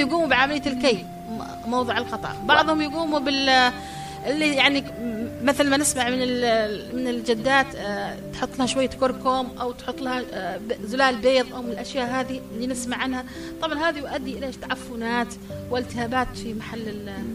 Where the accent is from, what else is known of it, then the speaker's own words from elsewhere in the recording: Yemen; عندنا في اليمن